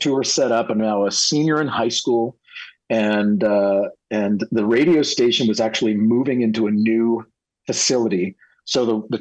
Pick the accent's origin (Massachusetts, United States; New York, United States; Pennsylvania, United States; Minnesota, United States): Massachusetts, United States; Worcester; I was born in a city that most people can never pronounce correctly, Worcester, Massachusetts